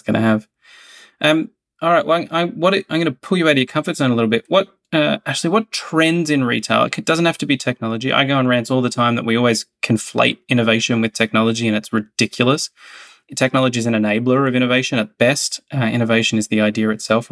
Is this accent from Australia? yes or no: yes; Australia; now in United States; my home country, Australia